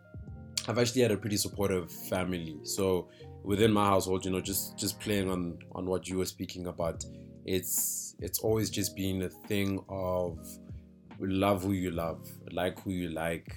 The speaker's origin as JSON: {"language": "English", "town": "Johannesburg", "region": "Gauteng", "country": "South Africa", "tie": "born or raised there", "also_born_or_lived": "Limpopo / Pretoria", "said": "I grew up in northern Johannesburg"}